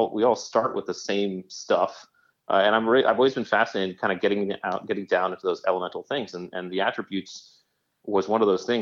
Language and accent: English; Connecticut, United States; as a kid growing up in Connecticut, I had a really nice youth